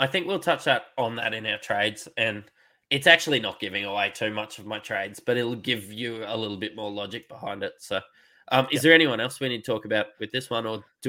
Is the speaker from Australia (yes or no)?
yes; Queensland, Australia; being a Queenslander